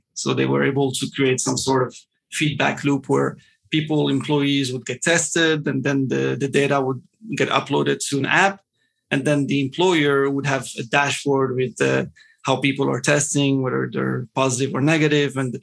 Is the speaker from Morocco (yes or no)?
yes; Morocco; moved away as an adult; also born or lived in Montreal, Canada / Los Angeles, United States / Philadelphia, United States; I was born and raised in Morocco, moved to Montreal when I was 18 years old